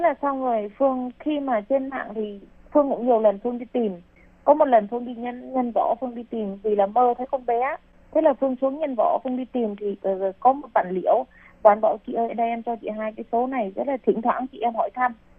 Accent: Vietnam; moved away as an adult; now in Taiwan; chị em Việt Nam mình sang đây lấy chồng hoặc là đi làm

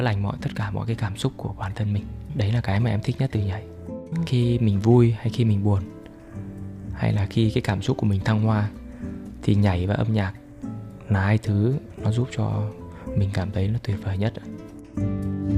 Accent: Vietnam; now in Taiwan; mình là người Việt Nam

